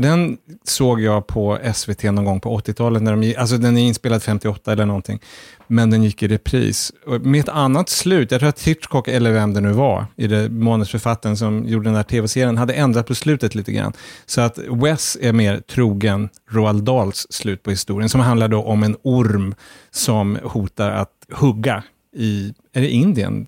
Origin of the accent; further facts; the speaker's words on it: Sweden; Som svensk